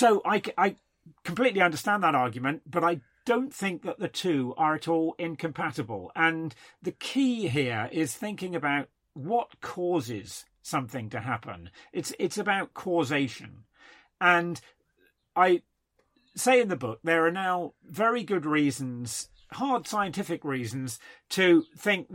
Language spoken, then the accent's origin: English; United Kingdom; being British